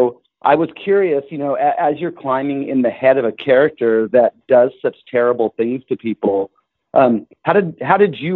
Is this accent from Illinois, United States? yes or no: no; Los Angeles, California, United States; I grew up in Los Angeles, landed here after my dad retired from the military when I was about 5